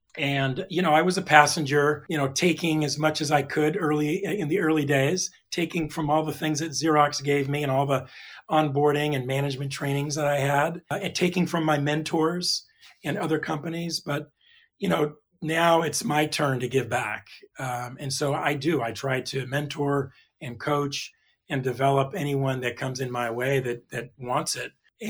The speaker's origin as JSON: {"language": "English", "region": "California", "country": "United States", "tie": "born or raised there", "said": "And again, I grew up in Southern California."}